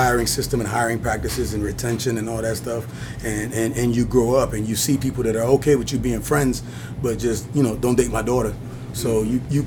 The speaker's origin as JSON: {"language": "English", "region": "Kinshasa", "country": "DR Congo", "tie": "born or raised there", "moved": "yes", "said": "that's where I'm originally from. I was born in Kinshasa, Zaire"}